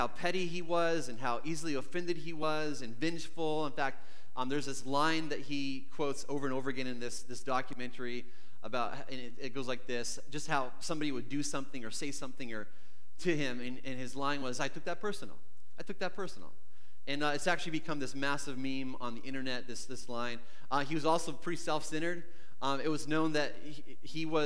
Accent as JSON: {"language": "English", "country": "Canada", "tie": "born or raised there", "said": "growing up in Canada"}